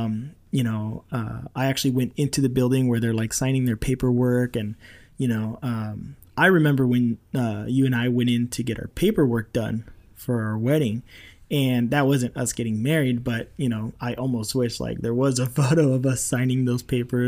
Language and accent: English; Rancho Cucamonga, California, United States; I did another backyard wedding that took me back to my hometown where I grew up in Rancho Cucamonga.